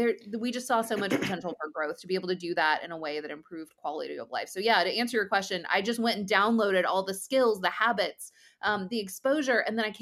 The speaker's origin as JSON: {"language": "English", "area": "between North Carolina and Georgia", "region": "Southeast", "country": "United States", "tie": "born or raised there", "also_born_or_lived": "Washington, D.C. / California", "lives_now": "Raleigh, United States", "said": "I grew up in the Southeast, between North Carolina and Georgia."}